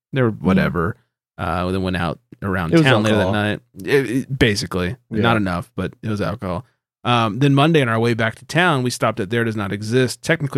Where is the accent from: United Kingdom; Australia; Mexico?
Australia; I'm from Australia. I can't keep it going.